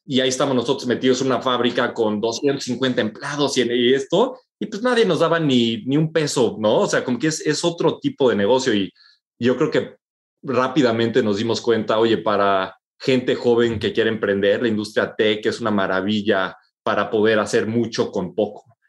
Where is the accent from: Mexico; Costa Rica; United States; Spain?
Mexico; moved away as an adult